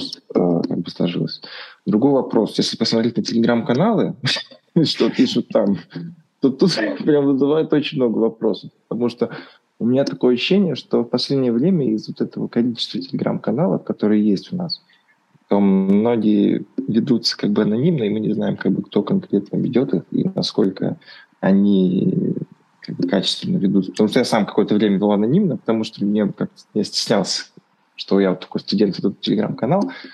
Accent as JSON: {"language": "Russian", "country": "Russia", "said": "у нас в России"}